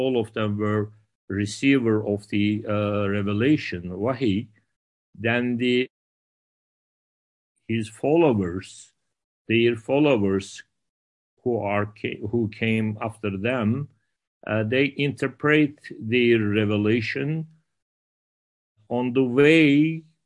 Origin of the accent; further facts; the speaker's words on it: Istanbul, Turkey; I was born in Istanbul.